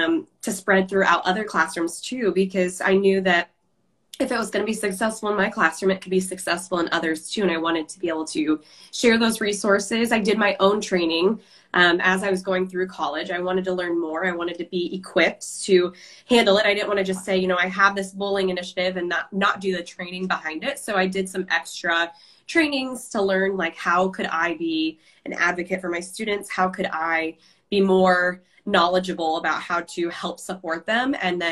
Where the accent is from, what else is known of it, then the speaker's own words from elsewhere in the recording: Iowa, United States; I'm from Iowa. And my favorite part about the state is how small it is.